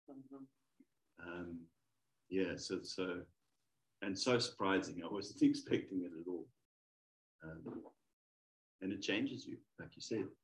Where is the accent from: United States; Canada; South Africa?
South Africa; from South